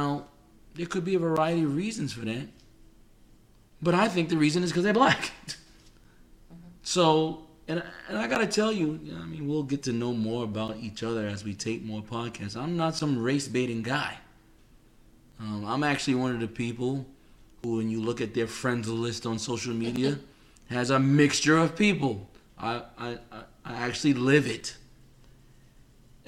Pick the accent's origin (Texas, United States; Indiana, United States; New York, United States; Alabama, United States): New York, United States; New York City; moved away; I'm from New York City